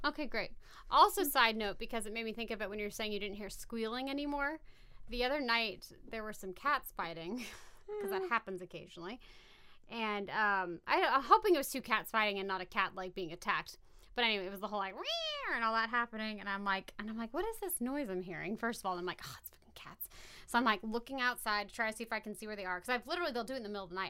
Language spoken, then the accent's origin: English; Valley Center, California, United States; I grew up in Valley Center